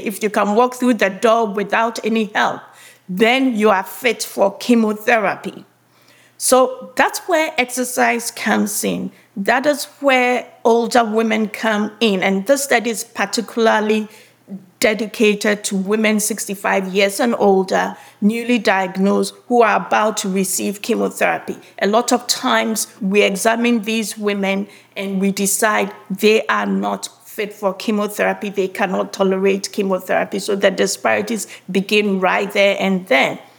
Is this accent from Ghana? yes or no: yes; Ghana; moved away as an adult; I was born and grew up in Ghana.